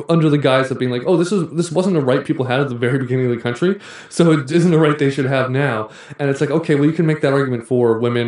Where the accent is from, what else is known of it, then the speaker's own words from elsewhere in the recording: Canada; as a Canadian